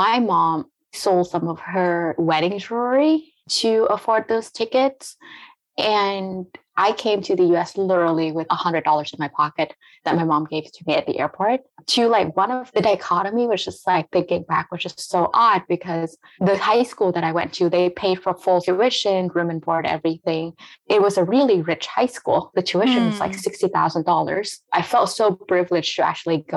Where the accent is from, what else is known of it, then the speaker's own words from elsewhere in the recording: Vietnam; now in United States; growing up in Vietnam